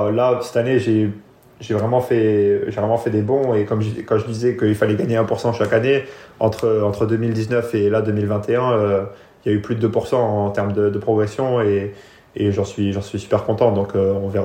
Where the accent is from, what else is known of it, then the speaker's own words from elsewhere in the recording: France; De toute façon, la, la France, c'est là où j'ai grandi et c'est là où c'est pour l'instant ceux qui m'ont apporté le plus dans le sport